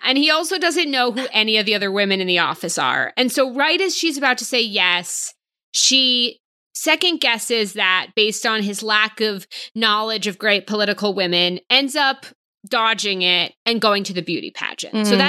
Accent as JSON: {"language": "English", "area": "right outside of Boston", "region": "Massachusetts", "country": "United States", "said": "I'm from right outside of Boston."}